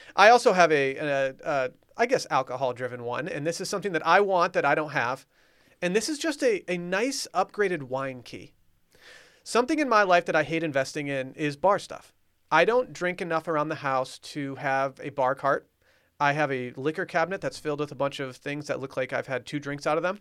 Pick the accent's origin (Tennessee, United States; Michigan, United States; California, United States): Michigan, United States; Harbor Springs; moved away; my hometown, Harbor Springs